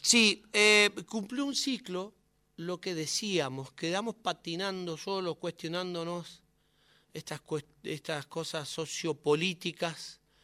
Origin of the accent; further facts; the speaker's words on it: Curuzú Cuatiá, Corrientes, Argentina; now in Buenos Aires, Argentina; Curuzú es mi infancia